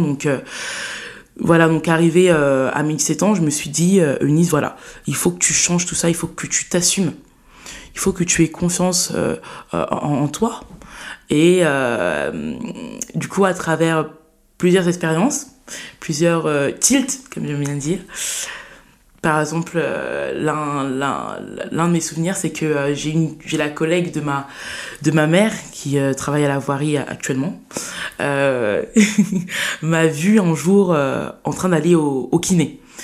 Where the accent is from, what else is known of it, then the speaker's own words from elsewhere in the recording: Saint-Denis, Île-de-France, France; J'ai vécu toute ma vie à, Saint-Denis. Euh, voilà, j'ai fait mon enfance, j'ai grandi là-bas, mon collège, mon lycée